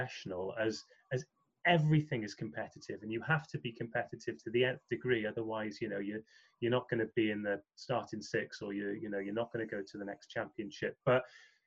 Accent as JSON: {"language": "English", "country": "United Kingdom", "said": "as a Brit"}